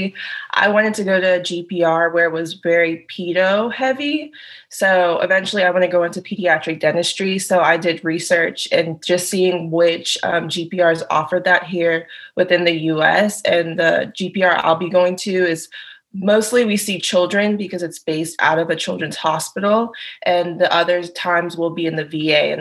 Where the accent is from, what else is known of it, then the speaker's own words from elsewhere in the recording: Nassau, New Providence, Bahamas; moved away; also born or lived in Georgia; I am originally from Nassau, Bahamas